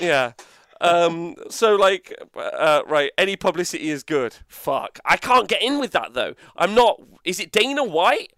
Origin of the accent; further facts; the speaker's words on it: England, United Kingdom; We're fucking English